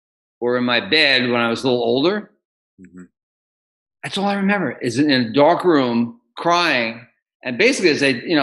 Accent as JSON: {"language": "English", "town": "New York City", "region": "New York", "country": "United States", "tie": "born or raised there", "also_born_or_lived": "Los Angeles", "moved": "as an adult", "lives_now": "Austin, United States", "said": "I grew up in New York City. I lived all my life until 1997 in New York City, 16 years in LA, and then the last 8.5 years here in Austin"}